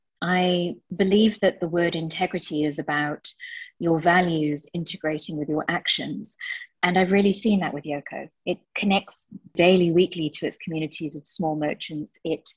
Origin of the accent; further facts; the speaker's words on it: South Africa; now in United Kingdom; But I grew up in South Africa, so it's always been a place that's very, very dear to my heart.